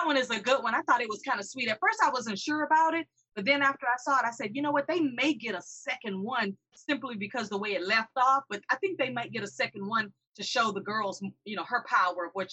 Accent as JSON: {"language": "English", "town": "Houston", "region": "Texas", "country": "United States", "also_born_or_lived": "Katy, Texas", "said": "I am from the great state of Texas. I'm from Houston. I live out in Katy"}